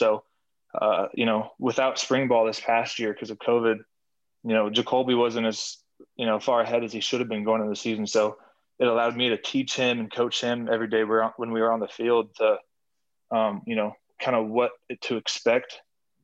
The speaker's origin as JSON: {"language": "English", "town": "Norton", "region": "Kansas", "country": "United States", "said": "I'm from Norton, Kansas."}